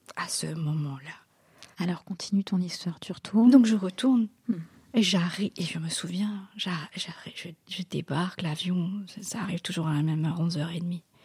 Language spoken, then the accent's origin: French; Mauritius; French is a second language; moved away; also born or lived in Caen, France; on est des, des Mauriciens d'origine indienne